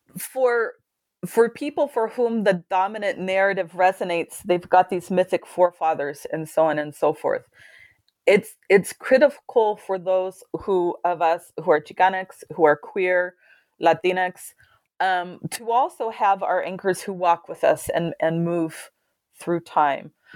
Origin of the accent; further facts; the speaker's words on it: California, United States; moved away; I was from California